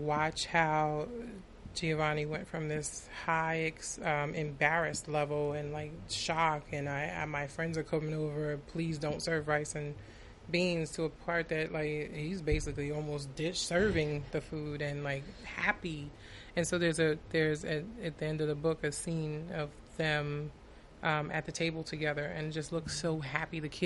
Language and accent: English; Long Island, New York, United States; I was born and raised in Long Island